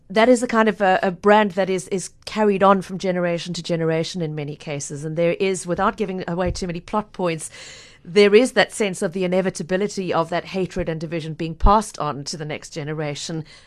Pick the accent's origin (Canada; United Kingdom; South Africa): South Africa; now in Cape Town, South Africa; my home country